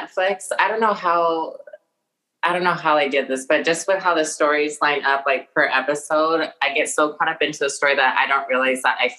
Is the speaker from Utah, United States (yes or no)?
yes; Utah, United States; now in Salt Lake City, United States; I'm from Utah. If you don't know where Utah is, if you know the word Mormon, there you go. But I did also grow up Mormon. My family is interracial. My mom is white. My dad is Samoan.